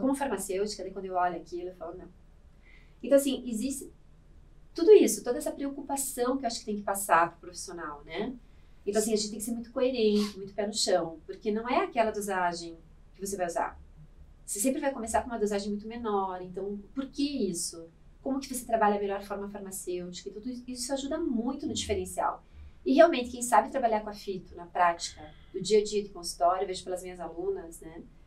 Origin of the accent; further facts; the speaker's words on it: Curitiba, Paraná, Brazil; eu sou curitibana, uhum. e é a minha formação toda né, acadêmica foi feita lá